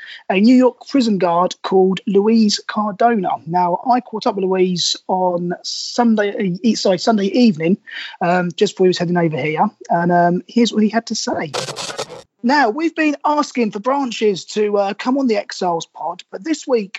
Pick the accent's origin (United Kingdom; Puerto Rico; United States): United Kingdom; Milton Keynes, South East England; my hometown team, the MK Dons.